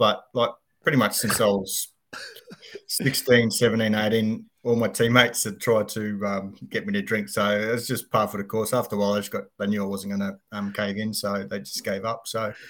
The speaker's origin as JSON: {"language": "English", "town": "Katherine", "region": "Northern Territory", "country": "Australia", "tie": "born or raised there", "also_born_or_lived": "Darwin", "said": "So I was raised in Katherine. And then we followed footsteps and, you know, we moved to Darwin."}